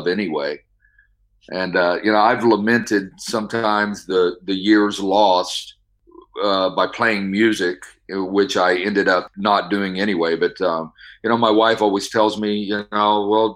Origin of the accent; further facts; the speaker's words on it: Midwest, United States; moved away as an adult; now in California, United States; I'm originally from the Midwest, and I moved to out here to California about 15 years ago with my wife